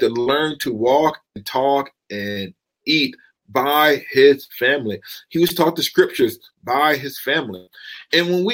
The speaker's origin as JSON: {"language": "English", "region": "the South", "country": "United States", "tie": "born or raised there", "said": "I'm from the South"}